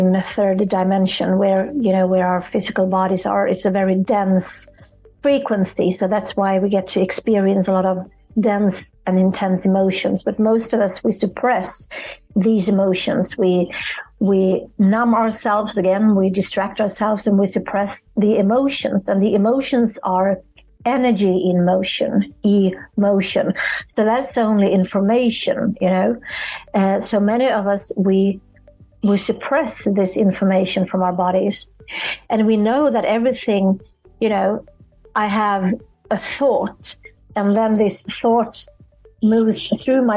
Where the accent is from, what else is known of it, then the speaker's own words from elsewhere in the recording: Sweden; I'm from Sweden